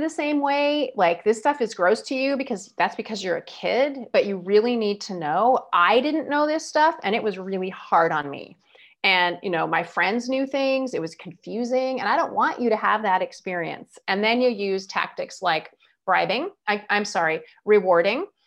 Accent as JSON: {"language": "English", "country": "United States", "said": "I'm American"}